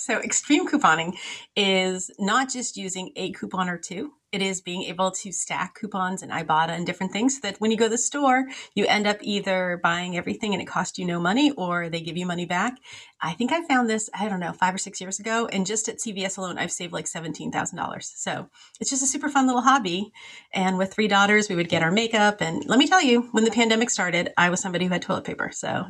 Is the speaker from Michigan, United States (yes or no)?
no; Lowell, Massachusetts, United States; I grew up in Lowell, where it's a little town or city in Massachusetts.